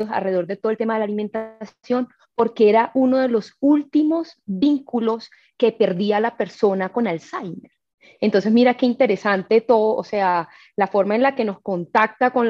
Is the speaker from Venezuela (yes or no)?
no; Caribbean coast, Colombia; Soy costeña, eh, nací en una familia materna, eh, costeña, con unas raíces muy arraigadas y creo que eso me marcó.